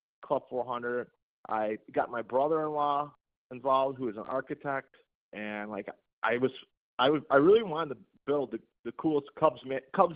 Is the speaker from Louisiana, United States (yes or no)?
no; McHenry, Illinois, United States; I was born and raised in McHenry, Illinois